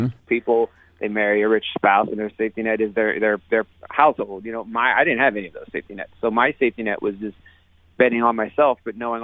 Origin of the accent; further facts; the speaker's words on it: Youngstown, Ohio, United States; moved away as an adult; now in Brooklyn, United States; where I grew up in Youngstown, Ohio